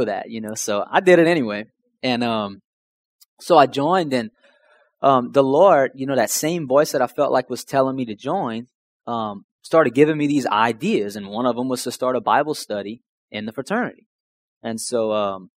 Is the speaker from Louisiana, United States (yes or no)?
yes; Houma, Louisiana, United States; growing up, I was from Houma, Louisiana.